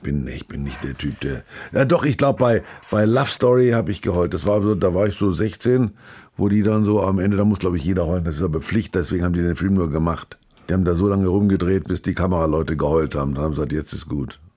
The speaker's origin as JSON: {"language": "German", "town": "Kulmbach", "region": "Bavaria", "country": "Germany", "tie": "born or raised there", "moved": "yes", "said": "ich war ich in Kulmach in meiner alten Heimat"}